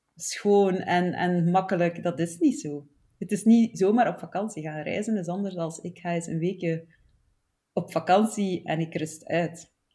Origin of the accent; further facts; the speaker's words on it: Flanders, Belgium; accent: Flemish; also born or lived in Barcelona; Zoals dat je hoort, kom ik uit Vlaanderen